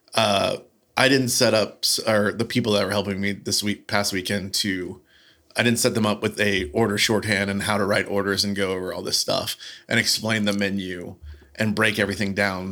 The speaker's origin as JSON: {"language": "English", "region": "the South", "country": "United States", "said": "I'm from the South. I'm going to pronounce every every uh, every vowel as hard"}